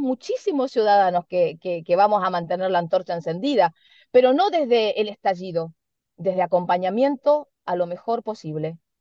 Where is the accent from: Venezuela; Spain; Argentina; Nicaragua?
Argentina; Somos nosotros los argentinos también con una idiosincrasia especial